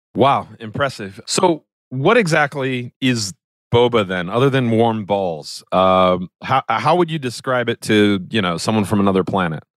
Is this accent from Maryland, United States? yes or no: yes; Maryland, United States; I was born in Maryland.